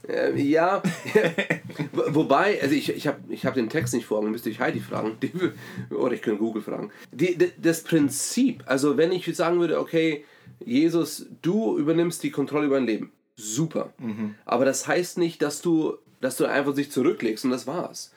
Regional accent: Germany; als Deutsche

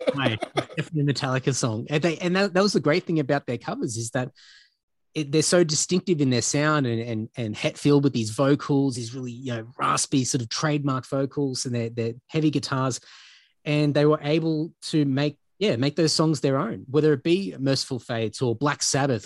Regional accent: Brisbane, Queensland, Australia; moved away as an adult; now in Sydney, Australia; growing up in Queensland, in, in Brisbane

